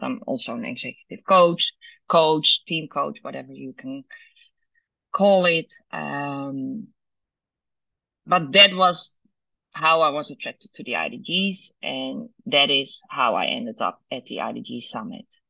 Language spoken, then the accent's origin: English; Netherlands; born and raised in Holland